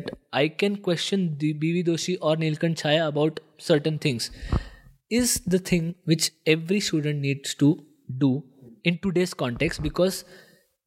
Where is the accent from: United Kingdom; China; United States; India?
India